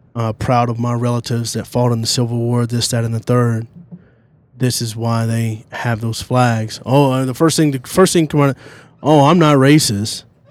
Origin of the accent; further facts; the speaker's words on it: a small town in the South, United States; And I'm from a small town in the South.